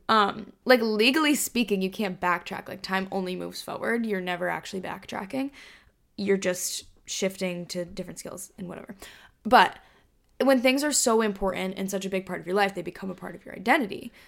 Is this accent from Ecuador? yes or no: no; Hong Kong; now in United States; growing up in Asia, in Hong Kong, we learned Mandarin in school.